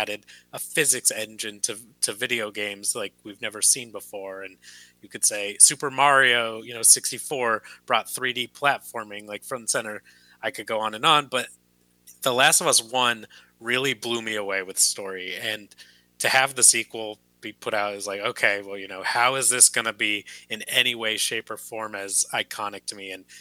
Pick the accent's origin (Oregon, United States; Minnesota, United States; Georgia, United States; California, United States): California, United States; Santa Barbara; Santa Barbara, which is my hometown